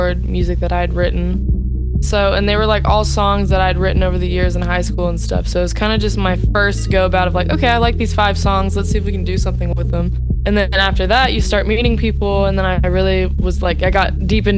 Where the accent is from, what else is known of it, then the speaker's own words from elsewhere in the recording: Dallas, Texas, United States; I am from Texas, the Dallas-Fort Worth area